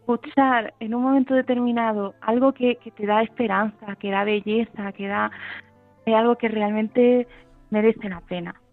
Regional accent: Granada, Andalusia, Spain; Yo soy de Granada y soy licenciada en Historia del Arte

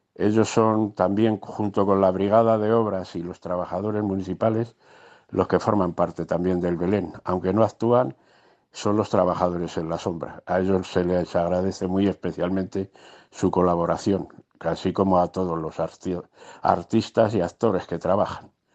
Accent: Colmenar Viejo, Community of Madrid, Spain; nos fuimos uniendo gente de Colmenar

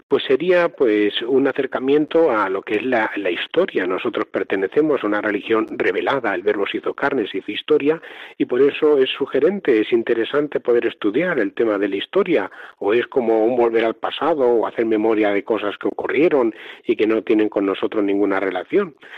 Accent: Talavera de la Reina, Castilla-La Mancha, Spain; soy natural de Talavera de la Reina, en la diócesis de Toledo

